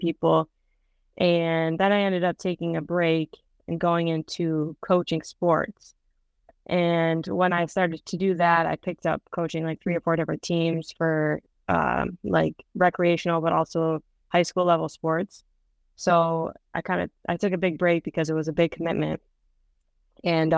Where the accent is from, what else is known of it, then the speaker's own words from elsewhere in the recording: Rochester, New York, United States; I'm from Rochester, New York, which is on the west side of Rochester, or New York, near Buffalo